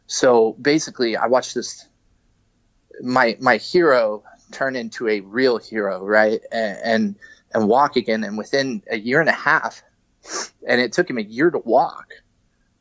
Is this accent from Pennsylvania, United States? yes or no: no; Kentucky, United States; also born or lived in Cincinnati; now in California, United States; I grew up on the East Coast. I grew up in Kentucky.